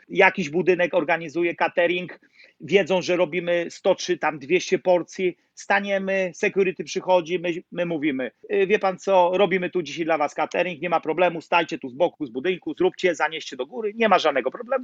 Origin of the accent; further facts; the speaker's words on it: Nowy Sącz, Lesser Poland, Poland; moved away as an adult; now in New York, United States; Ja jestem z Nowego Sącza. Mhm. Lach Sądecki